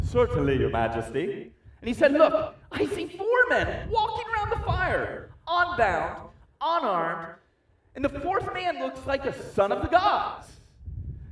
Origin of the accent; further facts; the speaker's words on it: United States; I'm American